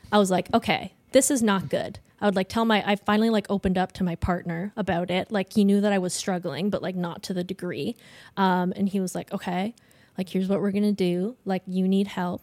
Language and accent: English; Ontario, Canada; moved away as an adult; I'm from Ontario. I go to school out here